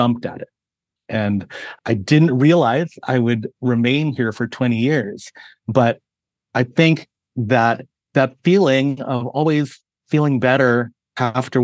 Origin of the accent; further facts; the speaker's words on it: San Francisco Bay Area, California, United States; moved away; I grew up in California, where culinary influences were everything from my Filipino heritage to the Mexican barrio to everything you could imagine in the San Francisco Bay Area.